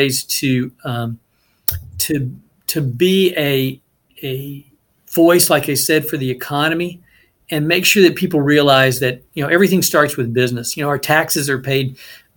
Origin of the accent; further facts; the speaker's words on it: Dallas-Fort Worth area, Texas, United States; moved away as an adult; also born or lived in Utah; I grew up in the Dallas-Fort Worth area in a relatively small community